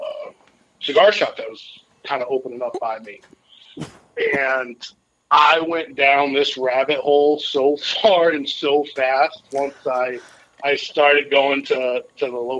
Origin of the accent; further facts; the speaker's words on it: Enfield, Connecticut, United States; we grew up in Connecticut is where kind of my whole family grew up and everything. And so we would drive around, like, Enfield is where we grew up